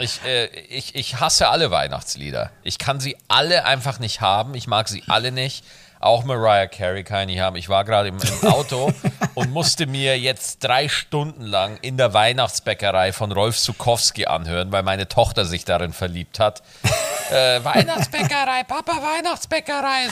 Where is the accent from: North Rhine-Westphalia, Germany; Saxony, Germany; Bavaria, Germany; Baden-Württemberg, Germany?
Bavaria, Germany; bei uns in Bayern